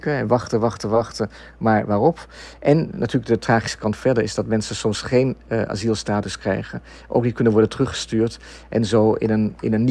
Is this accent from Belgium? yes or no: no; Netherlands; moved away; ik, ik ben ooit weggegaan uit Nederland. Mijn ouders waren zelf ook migranten, gedwongen migranten.